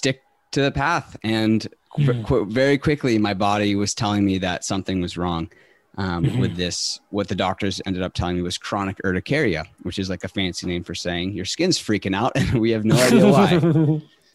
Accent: San Diego, California, United States; I'm from San Diego, California. And I grew up in a community where it's work hard

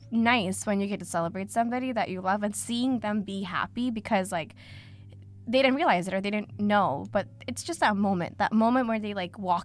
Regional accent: South India, India; now in United States; I'm from the South

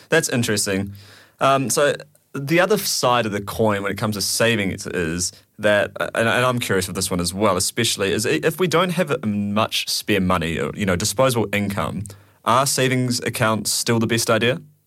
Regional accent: New Zealand; moved away as an adult; now in United Kingdom; I'm from New Zealand

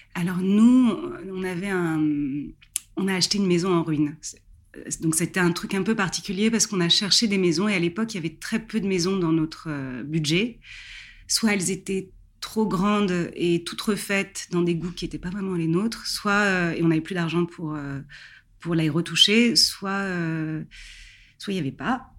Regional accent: Paris, Île-de-France, France; moved away as an adult; now in Barbizon, France; À la base, je suis parisienne, donc j'ai grandi et je suis née à Paris

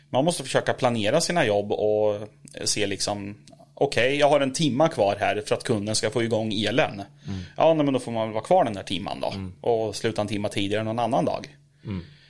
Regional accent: Norrköping, Östergötland, Sweden; jag är, eh, född och uppvuxen i Norrköping

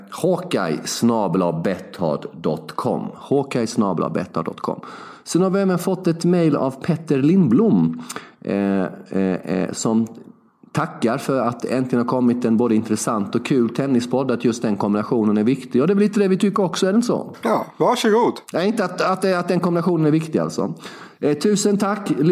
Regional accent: Småland, Sweden; Vi är hardcore, vi är smålänningar.

